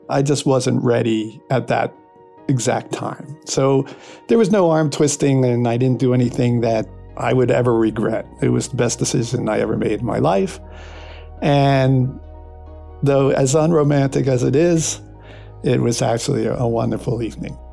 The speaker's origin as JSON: {"language": "English", "town": "Philadelphia", "region": "Pennsylvania", "country": "United States", "moved": "yes", "said": "I'm originally from Philadelphia"}